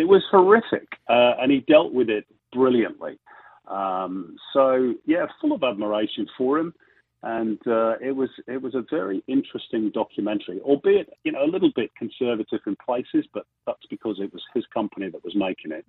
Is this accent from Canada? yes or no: no; England, United Kingdom; as an Englishman